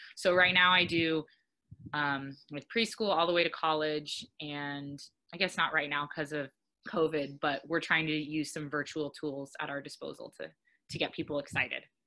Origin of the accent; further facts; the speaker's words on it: Arizona, United States; now in Oahu, United States; I'm originally from Arizona and I've been living here for a handful of years.